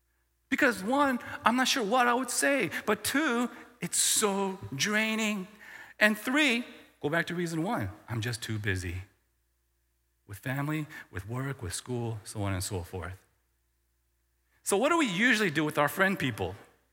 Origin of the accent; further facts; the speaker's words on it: the South, United States; I grew up in the South or in the middle of the States. And we never stayed in one place for more than 5 years, mostly 2 or 3 years.